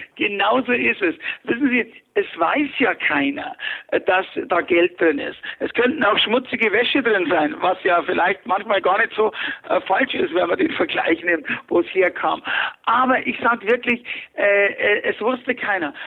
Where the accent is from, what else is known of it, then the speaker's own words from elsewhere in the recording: Fürstenfeldbruck, Bavaria, Germany; ich bin geboren 1955 in Fürstenfeldbruck bei München